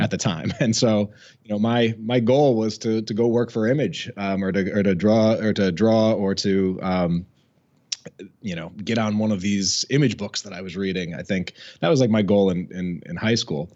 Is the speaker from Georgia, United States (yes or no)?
no; Albany, New York, United States; moved away as an adult; also born or lived in Washington, D.C.; now in Massachusetts, United States; I grew up in Albany, New York, um, which is you know the capital city of uh, of sort of upstate New York